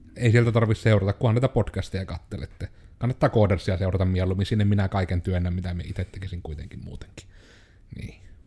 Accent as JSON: {"language": "Finnish", "town": "Joensuu", "region": "North Karelia", "country": "Finland", "tie": "born or raised there", "said": "on koko ikänsä asunut Joensuussa"}